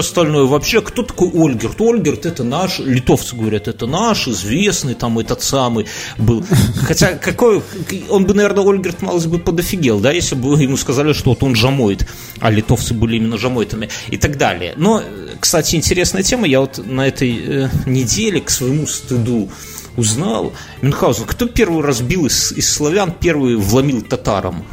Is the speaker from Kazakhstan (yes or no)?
no; Belarus; хотя мы, белорусы